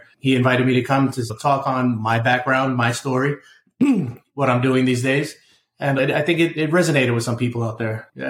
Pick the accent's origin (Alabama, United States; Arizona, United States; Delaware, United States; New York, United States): New York, United States; New York City; moved away as an adult; I was born and raised in the Bronx, in New York, raised in Queens